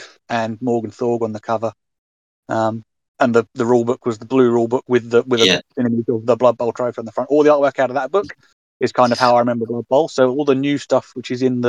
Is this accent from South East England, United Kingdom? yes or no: yes; Maidstone, South East England, United Kingdom; moved away as an adult; also born or lived in Western Australia; I'm from Maidstone, but I've lived in Western Australia for the past 5 years or so